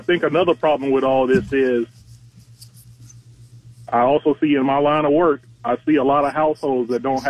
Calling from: Fort Walton Beach, Florida, United States; from Fort Walton Beach.

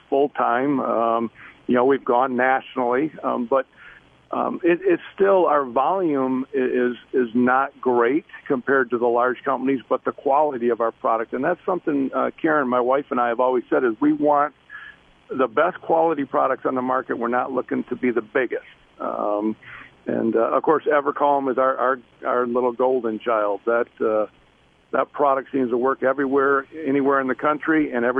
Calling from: Davison, Michigan, United States; We are actually in Davison, Michigan, which is on the east side. We're about an hour from Port Huron, in between Lansing and Port Huron.

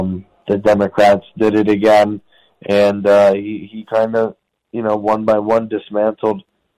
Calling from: Brooklyn, New York, United States; I'm calling from federal prison in Brooklyn, New York.

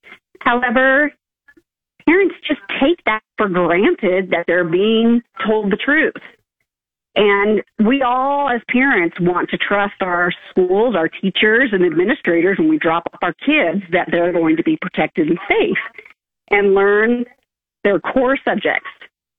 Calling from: Kearney, Nebraska, United States; Hey, thanks. I'm from Kearney.

